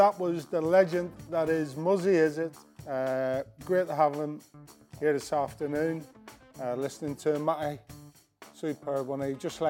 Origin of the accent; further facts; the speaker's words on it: Ireland; moved away; No, mine's is obviously growing up in Ireland, being able to count 1 to 10, which is just a small snippet of the Irish.